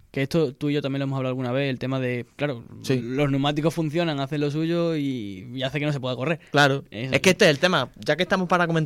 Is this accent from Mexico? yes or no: no; Spain; Habrá que dormirse un poco antes. Que somos españoles.